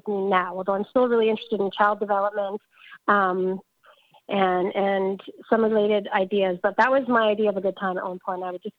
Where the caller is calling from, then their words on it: Dundas, Ontario, Canada; I'm coming from Dundas, which is very close to Hamilton, Ontario, in Canada.